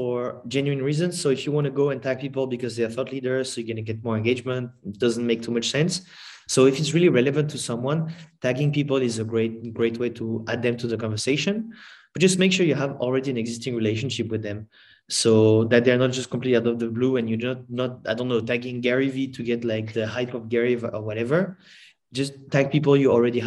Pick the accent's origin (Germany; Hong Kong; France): France; I'm from France